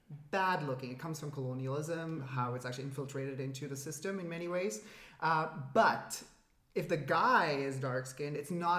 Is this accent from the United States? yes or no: no; Dubai, United Arab Emirates; moved away; also born or lived in Canada / India (ancestry); my family is Indian and I was brought up in the Middle East, Dubai.